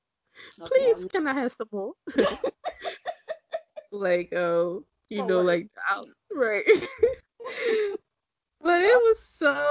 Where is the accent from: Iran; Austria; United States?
United States; Baltimore, Maryland; I'm from Baltimore.